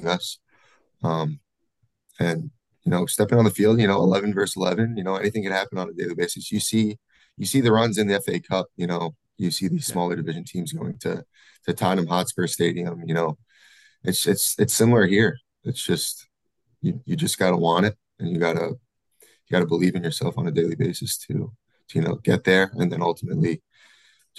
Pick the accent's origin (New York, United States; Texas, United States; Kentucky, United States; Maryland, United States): New York, United States; Massapequa; moved away as an adult; also born or lived in Albany, New York / Nashville / Pittsburgh; now in Sacramento, United States; Grew up in Massapequa, played club soccer in Massapequa, New York.